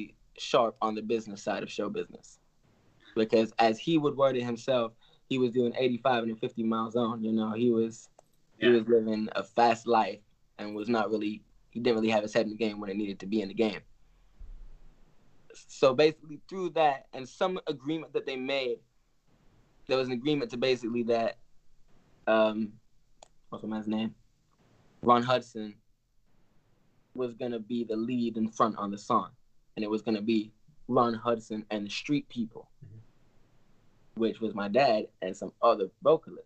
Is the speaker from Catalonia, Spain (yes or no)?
no; Tenerife, Canary Islands, Spain; born and raised in Tenerife in the Canary Islands.